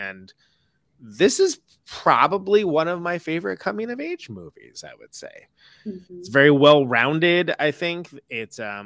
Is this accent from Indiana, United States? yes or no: no; Modesto, California, United States; I grew up in Modesto